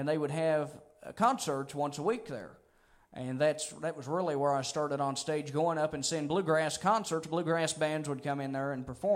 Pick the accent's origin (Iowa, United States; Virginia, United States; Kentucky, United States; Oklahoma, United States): Kentucky, United States; Grayson; I'm Kentucky born and bred